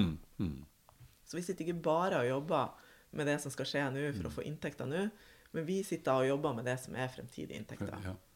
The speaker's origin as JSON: {"language": "Norwegian", "town": "Bodø", "region": "Nordland", "country": "Norway", "said": "Jeg er jo, eh, som dere hører, fra nord. Jeg er fra Bodø, men har et småbruk i Lofoten."}